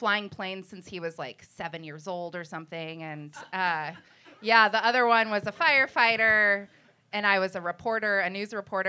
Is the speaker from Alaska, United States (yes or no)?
yes; Fairbanks, Alaska, United States; I'm born and raised in Alaska.